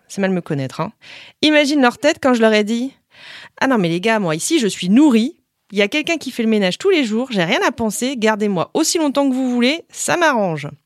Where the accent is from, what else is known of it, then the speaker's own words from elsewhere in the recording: the North, Hauts-de-France, France; je viens du Nord